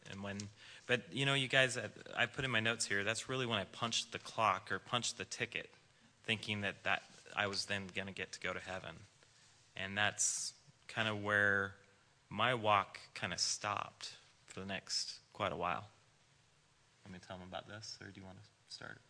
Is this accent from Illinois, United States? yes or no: no; Salem, Oregon, United States; I was from Salem